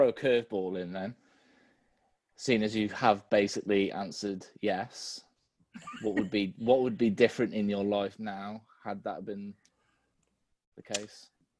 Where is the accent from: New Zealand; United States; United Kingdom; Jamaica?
United Kingdom